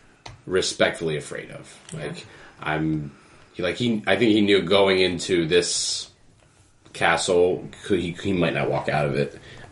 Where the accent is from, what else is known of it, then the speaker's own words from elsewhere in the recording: New Jersey, United States; I'm from New Jersey